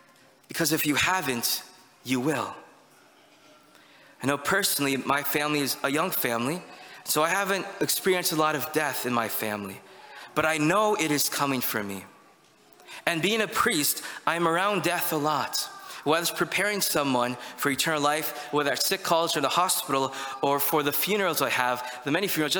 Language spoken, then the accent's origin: English; United States; us as Americans